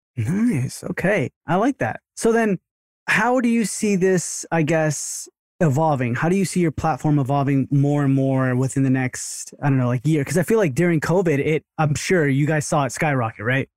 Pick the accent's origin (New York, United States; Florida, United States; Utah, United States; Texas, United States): Texas, United States; Sugar Land; also born or lived in Rosenberg, Texas; I was born in Rosenberg, so, but, like, Sugarland's where we grew up